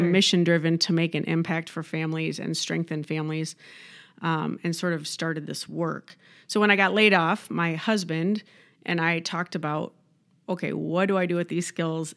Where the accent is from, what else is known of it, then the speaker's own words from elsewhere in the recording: Midwest, United States; also born or lived in Southern California; now in Rochester, United States; I'm a Midwesterner